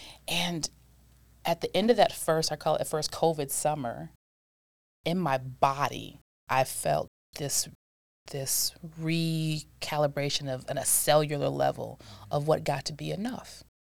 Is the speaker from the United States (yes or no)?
yes; Milwaukee, Wisconsin, United States; born there; No, I was born in Milwaukee, and I'm an Army brat.